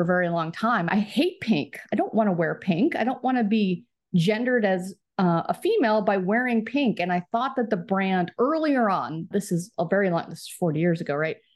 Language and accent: English; Plano, Texas, United States; moved away as an adult; also born or lived in St. Louis, Missouri; now in Los Angeles, United States; I'm from Dallas, I'm a Cowboys fan